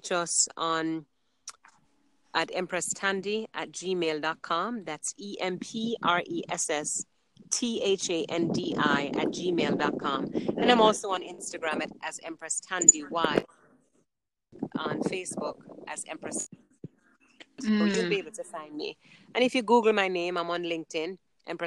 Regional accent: New York City, New York, United States; I grew up in Brooklyn. I grew up in New York.

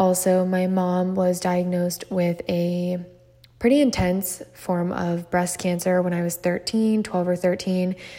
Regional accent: Maryland, United States; growing up in Maryland. If you guys don't know, that's where I'm from.

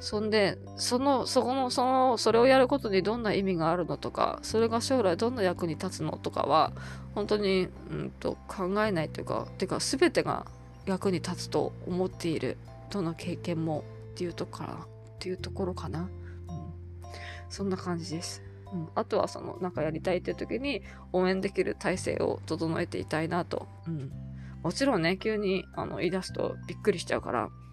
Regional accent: Tohoku, Japan; moved away; 私はもともと、あの、こちらの人間ではなくて、東北の生まれなので

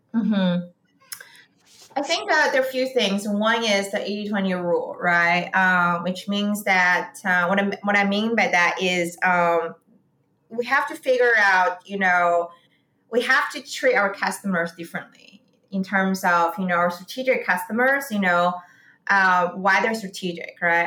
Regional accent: Beijing, China; moved away as an adult; also born or lived in St. Louis, United States; now in San Francisco, United States; I grew up in Beijing

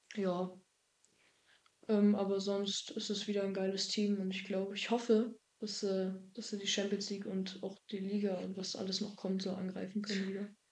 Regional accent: a small village near Greifswald, Mecklenburg-Vorpommern, Germany; also born or lived in Dillingen an der Donau, Bavaria; als ich ein Jahr alt war, wieder hier zurück in die Heimat gezogen. Ähm, in das Haus, wo meine Mutter auch schon früher gewohnt hatte. Ja. Alles neu renoviert und so. Und ja, seitdem wohne ich in einem kleinen Dorf Nähe Greifswald

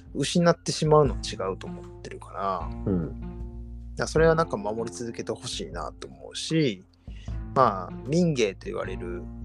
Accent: Hyogo, Japan; 地元が兵庫なんで、まあ、丹波焼きはしょっちゅう見に行ってたり

